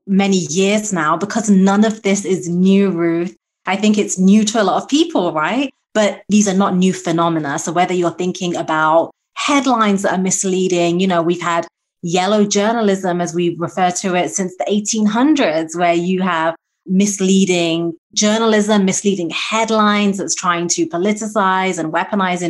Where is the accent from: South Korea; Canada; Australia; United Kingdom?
United Kingdom; moved away; my home country of the UK